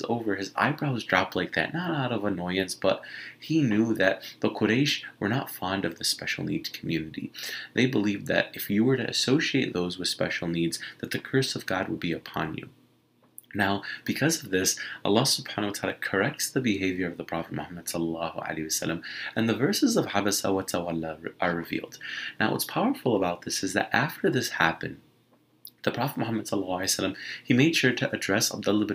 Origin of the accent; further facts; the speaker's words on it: Michigan, United States; I'm from Michigan.